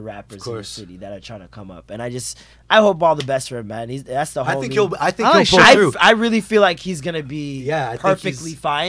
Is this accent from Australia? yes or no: no; Toronto, Ontario, Canada; I'm from Toronto.